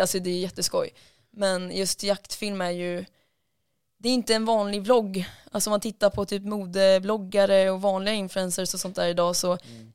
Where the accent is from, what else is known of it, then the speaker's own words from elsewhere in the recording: Lidköping, Västra Götaland, Sweden; Lidköping, där jag kommer ifrån